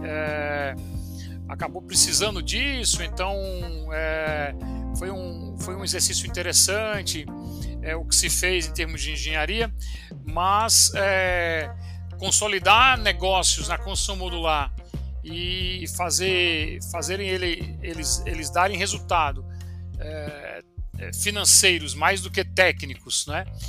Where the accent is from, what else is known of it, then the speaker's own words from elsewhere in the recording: João Pessoa, Paraíba, Brazil; moved away as an adult; now in São Paulo, Brazil; vim para São Paulo, sou de João Pessoa. É, estudei lá na Universidade Federal, vim para São Paulo fazer mestrado